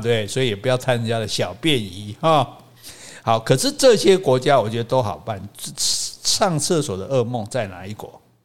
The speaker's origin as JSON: {"language": "Chinese", "country": "Taiwan", "said": "我们台湾人"}